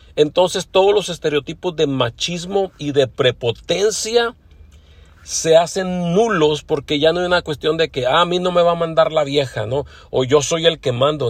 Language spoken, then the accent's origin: Spanish; Mexico; now in Los Angeles, United States; aunque soy mexicano, bueno, ya tengo muchos años radicando aquí en Los Ángeles, California